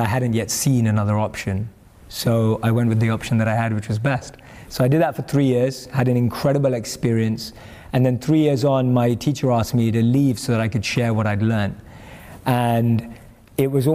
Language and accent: English; London, United Kingdom; I grew up and born and raised in London